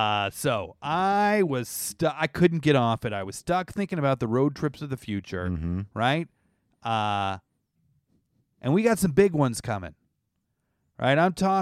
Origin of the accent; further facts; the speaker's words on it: Canada; I think their French sounds like that. I'm from Canada.